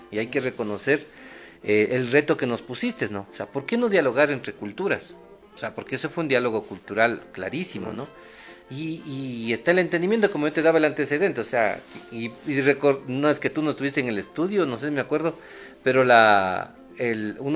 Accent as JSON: {"language": "Spanish", "country": "Ecuador", "tie": "born or raised there", "said": "salir del campo, de mi pueblo, de yo soy de un sector rural."}